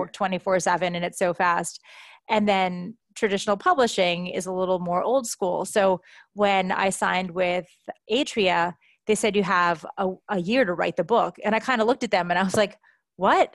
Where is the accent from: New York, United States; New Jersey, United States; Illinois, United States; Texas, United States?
New York, United States; New York City; moved away as an adult; also born or lived in Hong Kong / Shanghai / Tokyo / Palo Alto; moved back to my hometown, New York City, just last summer